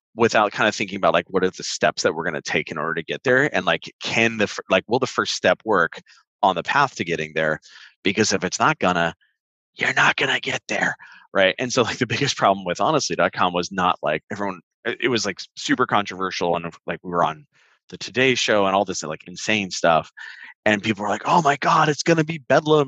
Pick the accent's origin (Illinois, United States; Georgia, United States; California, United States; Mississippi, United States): California, United States; Santa Ana; I grew up in Orange County, specifically Santa Ana Tustin area